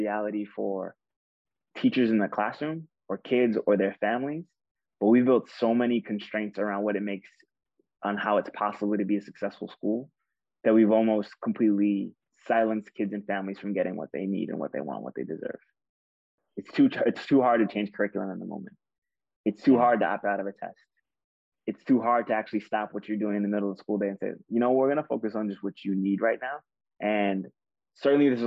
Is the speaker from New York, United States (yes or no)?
yes; New York City, New York, United States; growing up in Queens